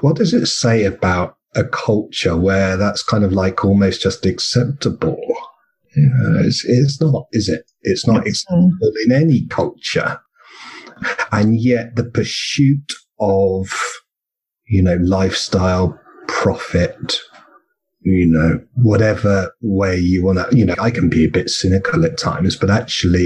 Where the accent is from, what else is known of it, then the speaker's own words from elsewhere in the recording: England, United Kingdom; now in Australia; I come from England, and we're both in Australia